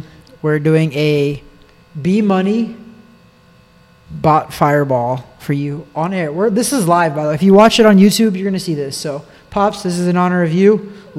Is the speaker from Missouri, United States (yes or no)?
yes; Missouri, United States; now in Florida, United States; I am a Midwesterner, proud Missouri boy.